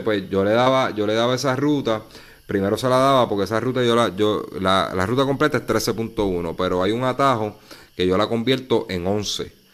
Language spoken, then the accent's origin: Spanish; Puerto Rico; nosotros los puertorriqueños, unos por acá, otros por allá